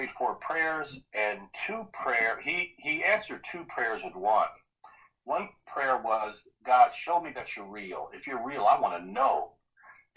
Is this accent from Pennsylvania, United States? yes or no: no; New Jersey, United States; I grew up in New Jersey, was really poor